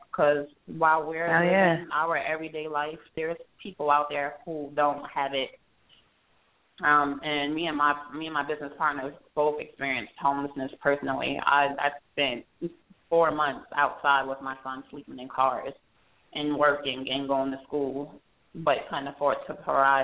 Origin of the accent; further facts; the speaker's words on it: New York, United States; moved away as an adult; now in Atlanta, United States; I'm new to Atlanta. I've only been here a few months, and I'm from New York